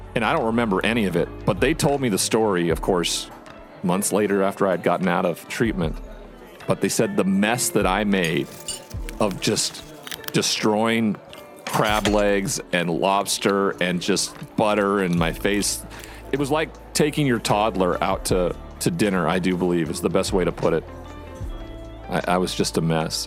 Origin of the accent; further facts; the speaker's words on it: Montana, United States; my home state of Montana